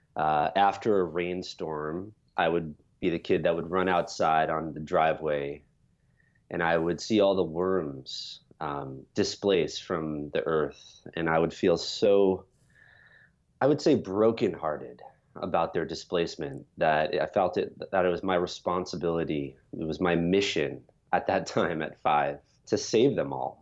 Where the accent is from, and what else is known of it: New York, United States; born or raised there